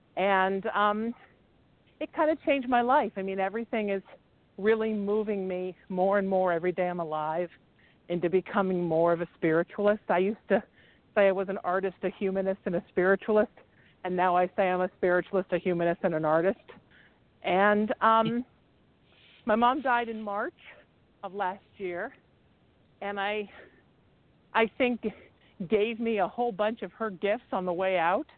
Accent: Huntington Beach, California, United States; also born or lived in New Haven, Connecticut / Chicago / Baltimore; I'm originally from New Haven, Connecticut. Lived in Chicago for a while as a kid, then Baltimore. We moved to California when I was 13, and I grew up in Surf City, which is where I am right now, Huntington Beach, California.

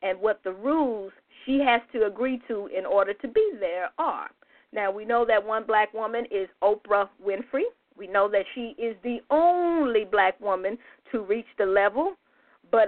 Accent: United States; a proud indigenous black woman here in the U.S.

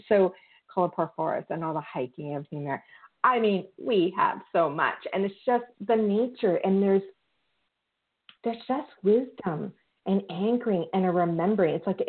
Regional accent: Collingwood, Thornbury, Georgian Bay, Beaver Valley area, Ontario, Canada; I am from the Collingwood, Thornbury, Georgian Bay, Beaver Valley area. I would say area because I really do feel I'm connected to the area. It's not just one town.

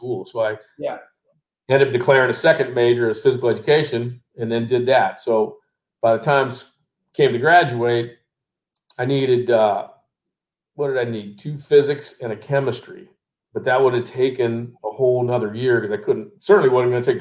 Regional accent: Contra Costa County, California, United States; born or raised there; also born or lived in Sacramento, California

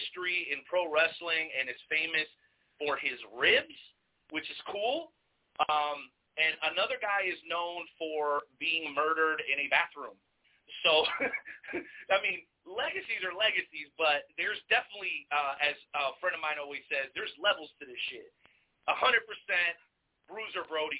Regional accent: Florida, United States; the beautiful state of Florida, which you guys know that's my home state

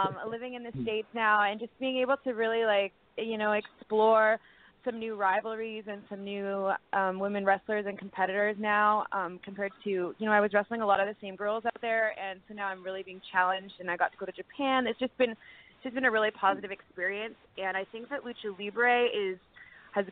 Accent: Canada; I'm Canadian

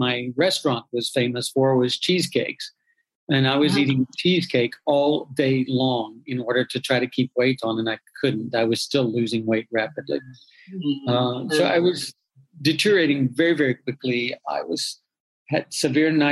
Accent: Dallas, Texas, United States; I was born and raised in and around Dallas, Texas

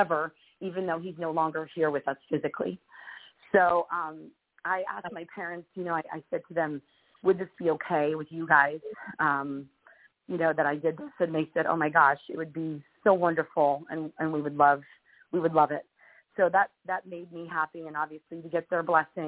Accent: Union, New Jersey, United States; moved away as an adult; now in Los Angeles, United States; I grew up in New Jersey, and in Union, New Jersey, which is right outside of New York City

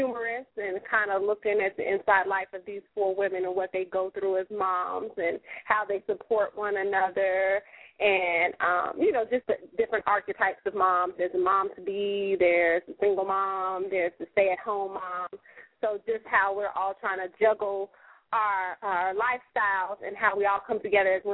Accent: Chicago, Illinois, United States; moved away as an adult; now in Los Angeles, United States; I'm from Chicago, Illinois, Sci City. And so I moved to L.A. In 2008, so I'm out here now

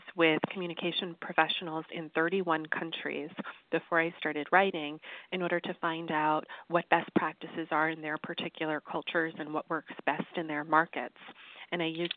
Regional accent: United States; I grew up in the United States, which is the most individualistic culture on earth

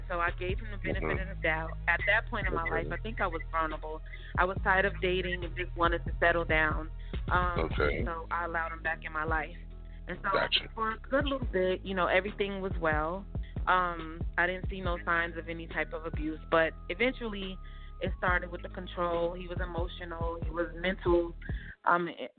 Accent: New York City, New York, United States; also born or lived in Georgia; now in Atlanta, United States; I was born and raised in Brooklyn, New York, by way of Georgia, so I'm actually near Atlanta, Georgia now. That's where I reside

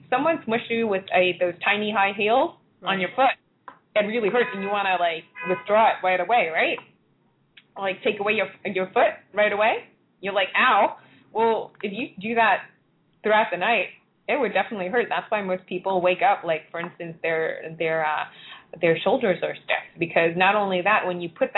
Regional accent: Hong Kong; moved away; when I was younger, for instance, I came from Hong Kong. I lived in Hong Kong

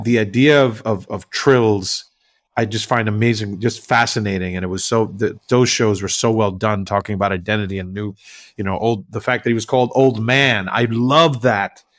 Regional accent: Puerto Rico; English is a second language; now in New York, United States; I grew up in Puerto Rico, right? So I, I didn't grow up in the U S

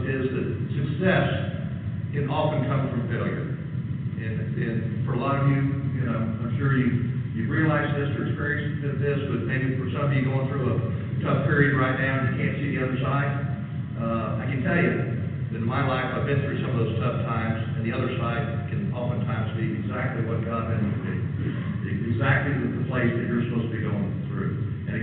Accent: United States; growing up in the United States

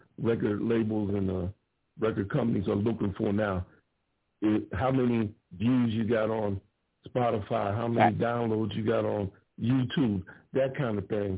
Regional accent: Ohio, United States; me and my homegirl that lived across the street, literally, growing up in Ohio

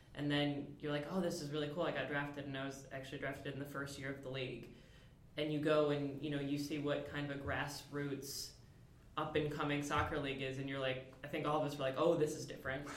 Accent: Michigan, United States; I am originally from Michigan

